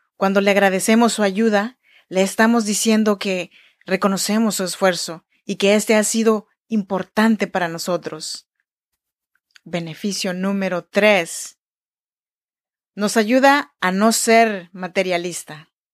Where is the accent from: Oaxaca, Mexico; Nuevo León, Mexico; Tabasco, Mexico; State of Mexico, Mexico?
Oaxaca, Mexico; now in Sacramento, United States; Yo nací en Oaxaca, México, en la región chinanteca y así se saluda en chinanteco.